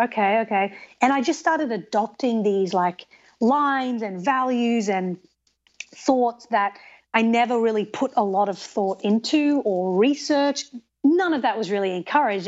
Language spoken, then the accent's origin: English; Australia; moved away as an adult; also born or lived in England; now in United States; So I was born in England, and I grew up in Australia, and I've lived in the United States for ten years.